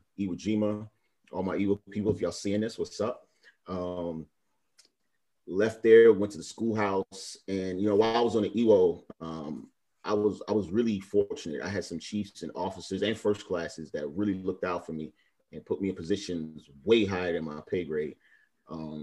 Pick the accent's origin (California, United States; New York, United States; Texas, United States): New York, United States; New York City; moved away; also born or lived in Miami, Florida; I'm originally from Brooklyn, New York, but I lived in Miami like the last almost 7 years before I joined the Navy